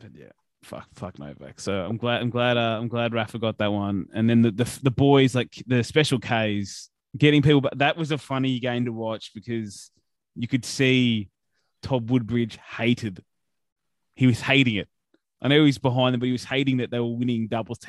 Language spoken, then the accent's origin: English; Australia; we're Australian